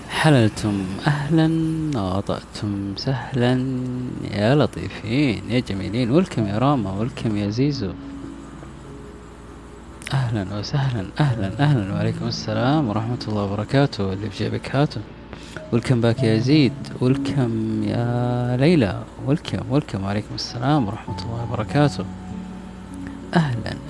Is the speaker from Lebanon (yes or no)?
no; Taif, Makkah Province, Saudi Arabia; also born or lived in Jeddah / Mecca / Medina / Riyadh; آه أنا من جدة لا أنا من الطائف بس آه سكنت في جدة أو عشت في جدة أو عشت في مكة عشت في المدينة